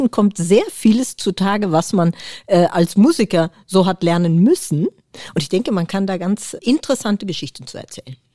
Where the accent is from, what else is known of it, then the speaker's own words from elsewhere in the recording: Netherlands; now in Germany; ich bin natürlich aus Holland nach Deutschland gezogen und habe immer wieder ausgerechnet, wie lange bin ich jetzt eigentlich in Deutschland. Und da kommt man irgendwann drauf, dass man länger in Deutschland wohnt, als man in Holland gewohnt hat.